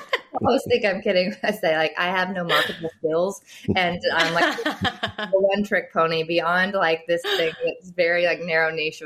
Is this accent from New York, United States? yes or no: no; central Arkansas, United States; also born or lived in Atlanta, Georgia; now in Fayetteville, United States; So I'm from Arkansas originally. This is a kind of homecoming for me, even though I didn't grow up in this part of the state. I grew up about 3 hours east of here.